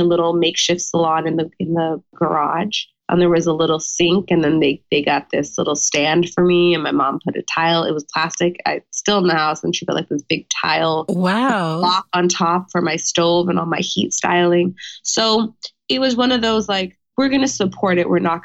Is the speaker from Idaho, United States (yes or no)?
no; Orange County, California, United States; moved away as an adult; now in Washington, D.C., United States; California native. Yes. I grew up in Orange County